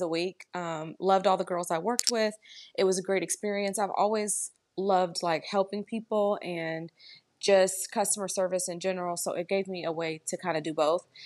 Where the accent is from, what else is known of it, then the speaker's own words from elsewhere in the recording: Dayton, Ohio, United States; moved away as an adult; now in Columbus, United States; I was born and raised in Dayton, Ohio, I moved to Columbus